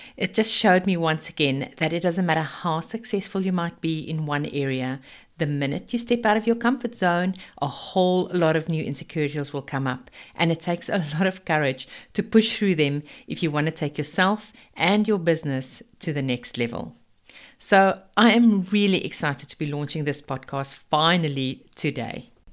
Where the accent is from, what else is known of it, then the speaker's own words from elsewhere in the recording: South Africa; accent: Afrikaans; moved away as an adult; also born or lived in United Kingdom / Zimbabwe; now in Sunshine Coast, Australia; I've actually lived in four different countries, starting in South Africa. Yes, this is my very Afrikaans accent.